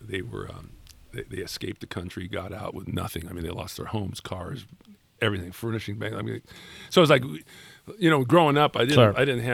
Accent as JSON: {"language": "English", "town": "Los Angeles", "region": "California", "country": "United States", "tie": "born or raised there", "said": "I grew up in San Fernando Valley"}